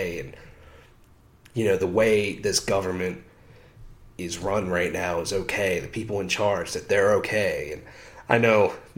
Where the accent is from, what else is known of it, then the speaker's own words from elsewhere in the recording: United States; as an American